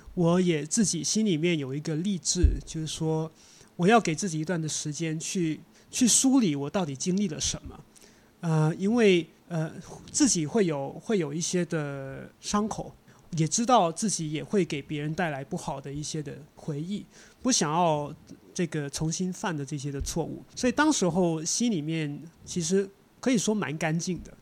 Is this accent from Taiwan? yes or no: no; Hong Kong; 我是在香港出生长大的嗯。呃，我的老家也是在城市，那我从来没有去过中国的农村